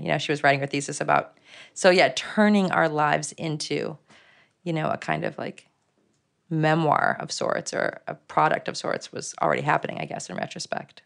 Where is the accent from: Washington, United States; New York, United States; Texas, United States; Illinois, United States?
Illinois, United States; Chicago; I was born in, um, a neighborhood called Lake Meadows, um, which was also right there by Mercy Hospital, by Michael Reese Hospital. My dad worked there. Um, and so, yeah, we lived in these apartment buildings in that neighborhood